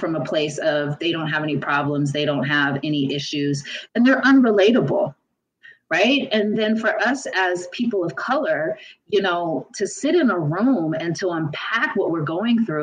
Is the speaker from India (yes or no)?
no; Los Angeles, California, United States; I grew up in South Central for part of my life